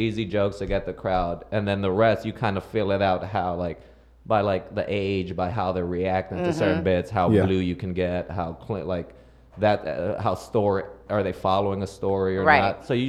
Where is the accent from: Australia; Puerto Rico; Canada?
Puerto Rico; moved away; I'm from Puerto Rico.